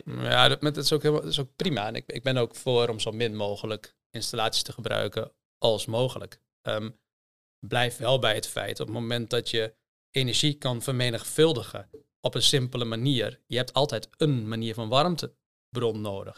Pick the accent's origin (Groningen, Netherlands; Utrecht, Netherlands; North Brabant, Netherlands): Groningen, Netherlands; Hoogezand; also born or lived in Delft; ik ben geboren in, in Hoge Zand